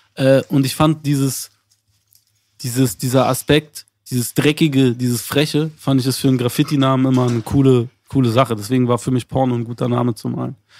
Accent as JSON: {"language": "German", "region": "Berlin", "country": "Germany", "tie": "born or raised there", "said": "wir sind beide in Zehlendorf aufgewachsen"}